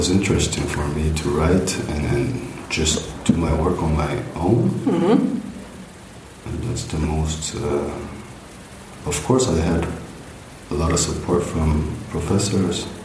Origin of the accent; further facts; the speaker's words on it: Jeju, South Korea; English is a second language; moved away as an adult; also born or lived in Daejeon, South Korea / Canada / India; now in Germany; I'm from South Korea.